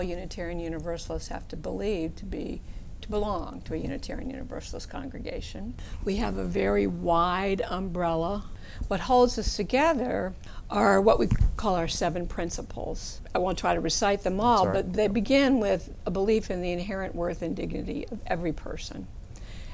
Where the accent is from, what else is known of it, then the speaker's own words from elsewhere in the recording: the South, United States; moved away; also born or lived in Washington, D.C.; I grew up in the South, and my mother was almost a rabble-rouser